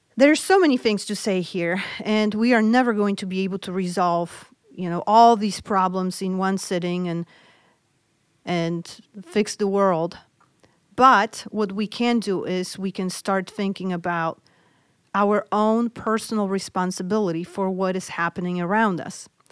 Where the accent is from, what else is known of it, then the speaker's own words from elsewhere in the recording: Poland; moved away; I grew up in Poland